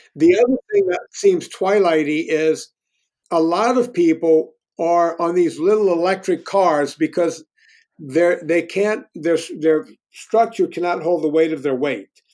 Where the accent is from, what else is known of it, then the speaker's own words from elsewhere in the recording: Louisiana, United States; moved away as an adult; also born or lived in Los Angeles, United States; now in Virginia, United States; I grew up in the Deep South